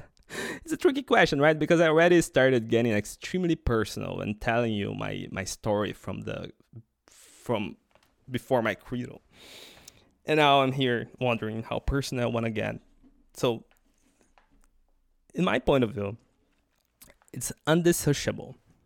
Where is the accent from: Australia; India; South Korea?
Australia; So, I mean, I'm an Australian.